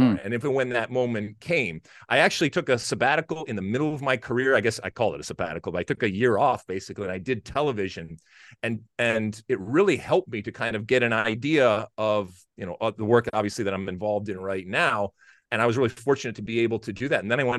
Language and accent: English; Detroit, Michigan, United States; which was about 15 minutes outside of where I grew up in Detroit.